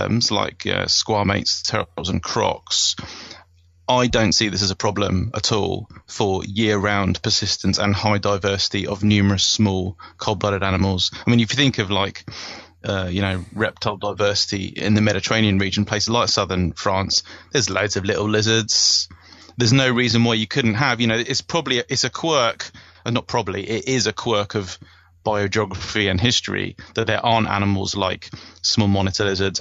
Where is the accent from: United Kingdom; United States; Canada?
United Kingdom; as a British person